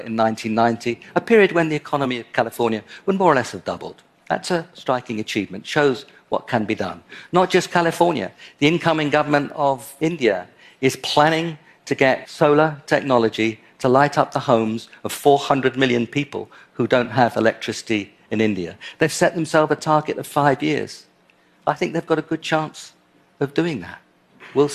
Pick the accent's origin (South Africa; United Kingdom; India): United Kingdom; London; my hometown, London.